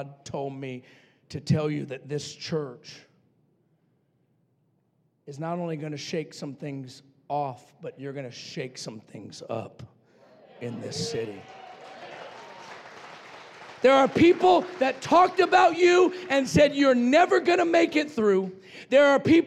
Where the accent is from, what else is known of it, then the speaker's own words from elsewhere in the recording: Roswell, New Mexico, United States; I was raised in Roswell, New Mexico